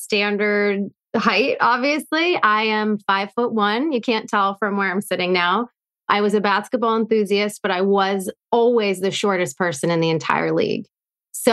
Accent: Erie, Pennsylvania, United States; now in Boston, United States; This was in Erie, Pennsylvania, where I grew up.

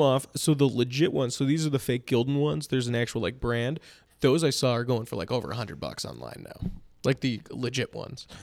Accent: Palatine, Illinois, United States; growing up in Palatine

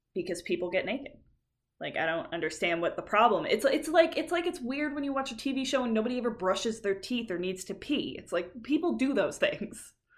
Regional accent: Canada; we're Canadian

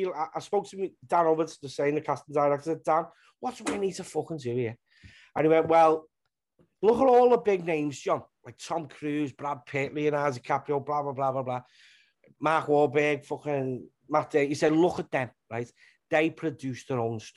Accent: Liverpool, North West England, United Kingdom; being from Liverpool, I'm from Walton in Liverpool.

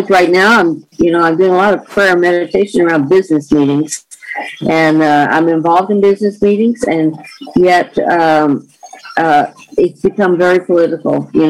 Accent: the South, United States; now in California, United States; the rules and regulations that didn't make sense to me that were a part of growing up in the South.

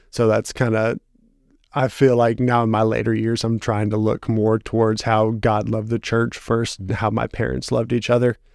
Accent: Dickson County, Tennessee, United States; born or raised there; also born or lived in Toledo, Ohio

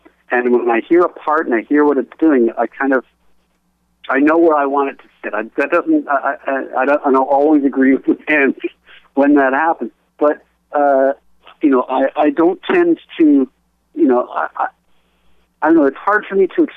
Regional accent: Canada; being Canadian

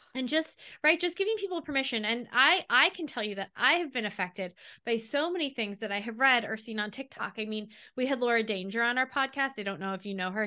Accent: Long Island, New York, United States; we grew up on Long Island. I moved back to Long Island from New York City

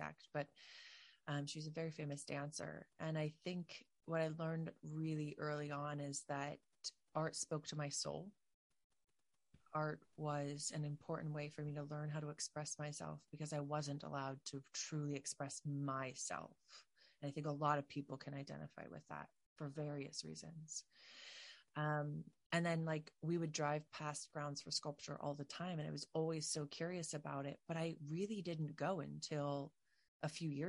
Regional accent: New Jersey, United States; I'm from New Jersey, South Jersey

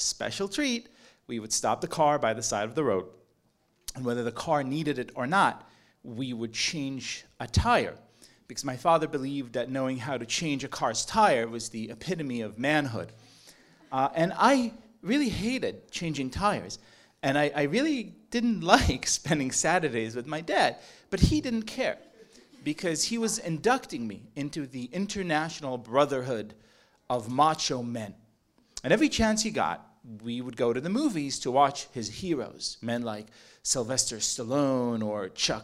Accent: Israel; I was born in Israel in the 1980s

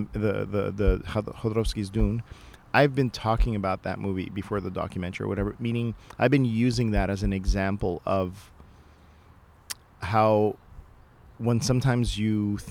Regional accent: Canada; we're Canadian

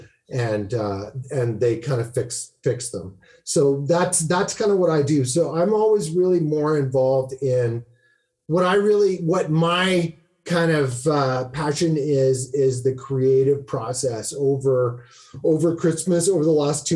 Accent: Saskatoon, Saskatchewan, Canada; also born or lived in North Carolina; I'm from Saskatoon.

